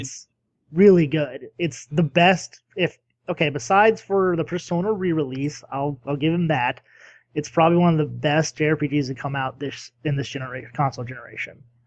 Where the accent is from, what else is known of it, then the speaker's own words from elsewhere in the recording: United States; I'm American